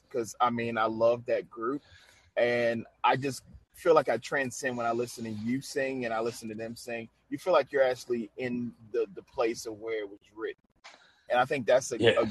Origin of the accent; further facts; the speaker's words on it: Louisiana, United States; I'm from Louisiana